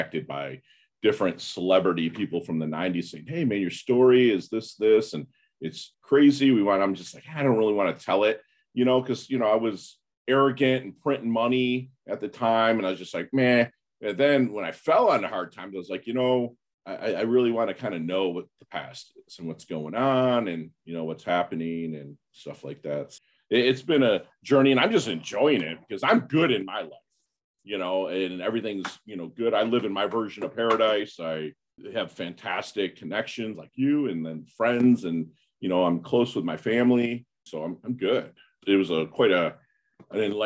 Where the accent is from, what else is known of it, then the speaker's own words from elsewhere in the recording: Midwest, United States; also born or lived in Philippines; I'm from the Midwest